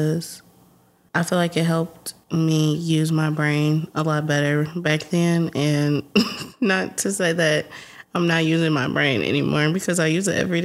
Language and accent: English; Texas, United States; accent: country twang; I'm a Texan, so I have the country twang